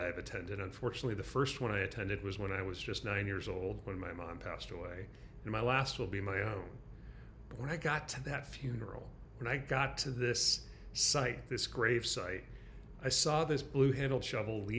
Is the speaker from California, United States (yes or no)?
no; Michigan, United States; now in San Francisco, United States; my home state of Michigan, in the middle of Michigan